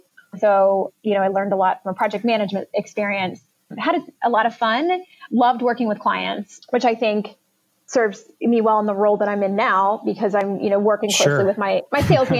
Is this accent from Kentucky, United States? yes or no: yes; Northern Kentucky, United States; So I grew up here in Northern Kentucky where Fisher was started.